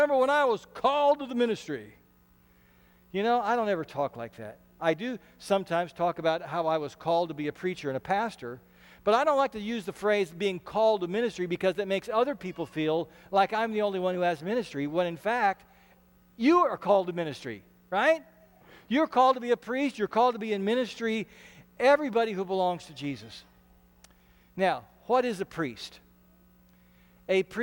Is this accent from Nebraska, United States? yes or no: yes; Ashland, Nebraska, United States; I grew up in Ashland, Nebraska